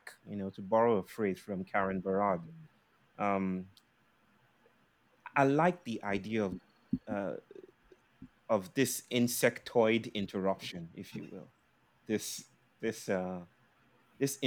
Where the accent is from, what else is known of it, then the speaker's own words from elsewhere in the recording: Nigeria; now in India; I'm a Nigerian. I'm a Nigerian living in India.